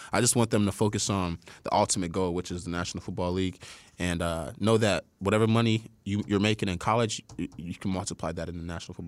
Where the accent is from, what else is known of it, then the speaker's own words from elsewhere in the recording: Ohio, United States; I'm from Ohio too